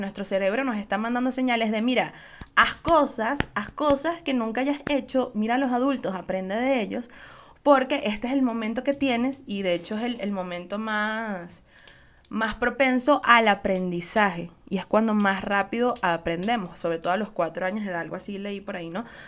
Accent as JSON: {"language": "Spanish", "country": "Venezuela", "said": "Soy una jeva de Venezuela"}